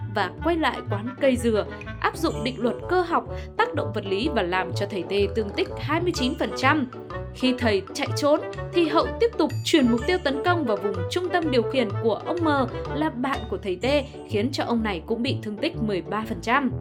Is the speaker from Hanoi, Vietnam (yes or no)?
yes; Hanoi, Vietnam; mình lớn lên ở Hà Nội